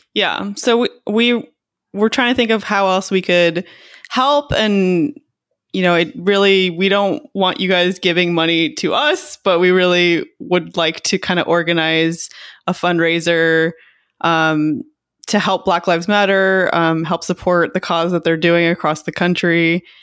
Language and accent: English; Texas, United States; I grew up in Texas